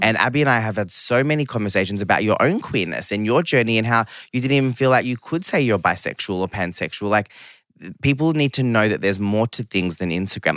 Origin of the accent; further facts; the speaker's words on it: Geelong, Victoria, Australia; English is a second language; also born or lived in London / Sydney; I grew up in Geelong, which is, you know, really regional town, like second biggest place in Victoria